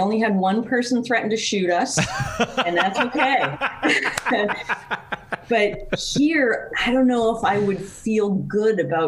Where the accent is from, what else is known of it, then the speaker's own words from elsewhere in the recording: Calgary, Alberta, Canada; now in California, United States; growing up in Canada, and I grew up in Calgary, Alberta